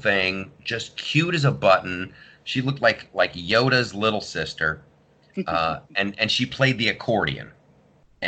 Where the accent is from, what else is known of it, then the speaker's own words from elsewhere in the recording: Columbus, Ohio, United States; I grew up in Columbus, Ohio